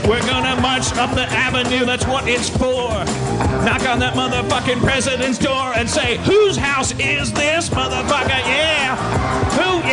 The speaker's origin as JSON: {"language": "English", "town": "Milwaukee", "region": "Wisconsin", "country": "United States", "tie": "born or raised there", "also_born_or_lived": "California", "moved": "yes", "lives_now": "Los Angeles, United States", "said": "growing up in Wisconsin"}